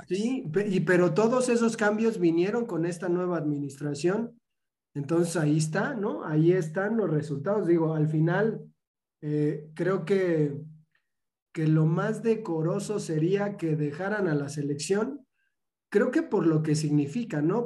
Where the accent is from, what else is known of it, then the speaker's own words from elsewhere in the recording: Mexico; como mexicanos